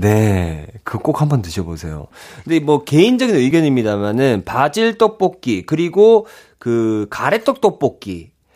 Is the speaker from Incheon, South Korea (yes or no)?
no; Ulsan, South Korea; 제 고향이 또 울산 아니겠습니까?